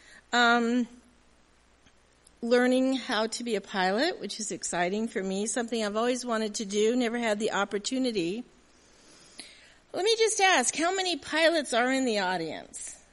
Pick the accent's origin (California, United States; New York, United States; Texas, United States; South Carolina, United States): California, United States; Southern; also born or lived in Milwaukee; born and raised in Southern California. My home is still there